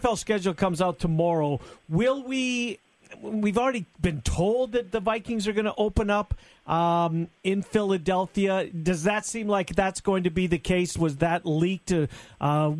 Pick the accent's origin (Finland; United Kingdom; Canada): Canada; Winnipeg, Manitoba; born and raised in Winnipeg